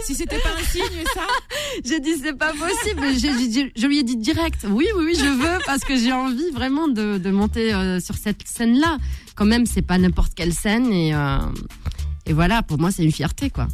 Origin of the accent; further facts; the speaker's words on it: Algeria; je suis algérienne